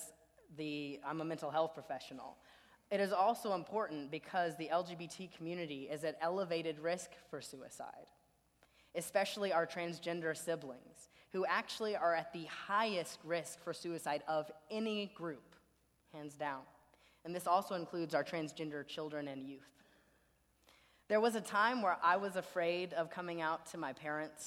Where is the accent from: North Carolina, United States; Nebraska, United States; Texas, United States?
Texas, United States; Beaumont; my hometown of Beaumont, Texas